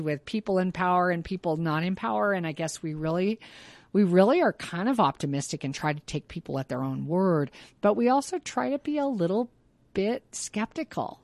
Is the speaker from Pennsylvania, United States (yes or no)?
no; Pueblo, Colorado, United States; Pueblo is my hometown